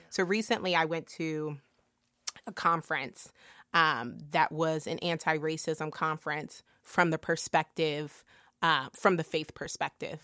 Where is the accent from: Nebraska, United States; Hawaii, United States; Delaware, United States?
Delaware, United States; my small town growing up in Delaware